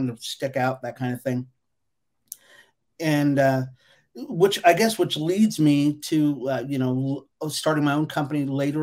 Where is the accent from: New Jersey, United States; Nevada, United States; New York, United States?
Nevada, United States; Las Vegas; I grew up here in Las Vegas, so I've been here in Las Vegas since early 60s